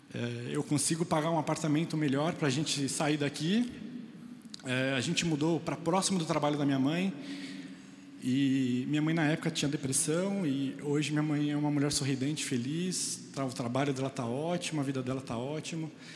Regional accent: Guarulhos, São Paulo, Brazil; eu vim da periferia de Guarulhos, é, num bairro muito perigoso, onde acontecia muitas coisas muito trágicas

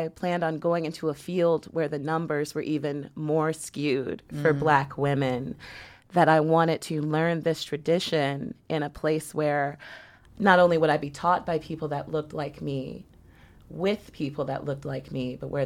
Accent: Richmond, California, United States; I am originally from Richmond, California, which is right outside of San Francisco

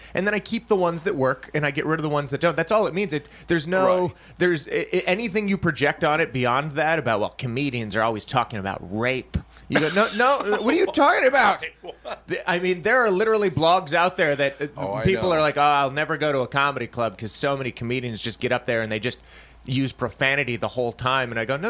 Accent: Texas, United States; Whereas, you know, I grew up in Texas. People are outside.

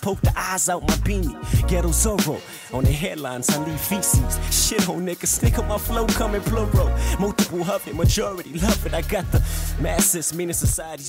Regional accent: Compton, California, United States; my homeboys growing up in Compton

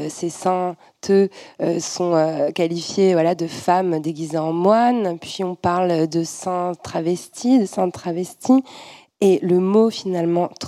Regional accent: Orléans, Centre-Val de Loire, France; J'ai grandi à Orléans

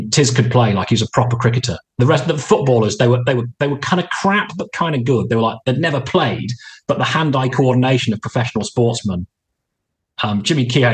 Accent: Worcester, West Midlands, United Kingdom; growing up in Worcester as a Worcestershire fan

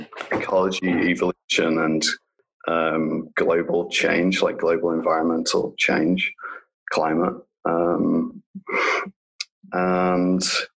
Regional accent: Lincolnshire, East Midlands, United Kingdom; moved away as an adult; in Lincolnshire in England, which is a really rural part of the country, like East Coast.

